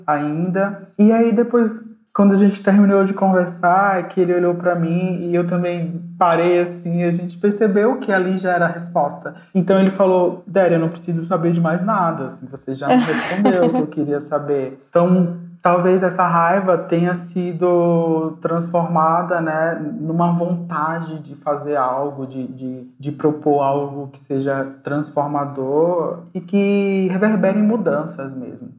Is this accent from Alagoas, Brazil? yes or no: yes; Alagoas, Brazil; now in São Paulo, Brazil; enquanto negro, nordestino, é, migrante, né, já que eu sou alagoano, moro em São Paulo